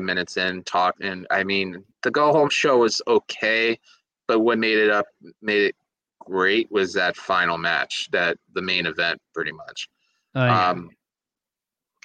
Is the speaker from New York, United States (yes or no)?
no; Boston, Massachusetts, United States; I'm from Boston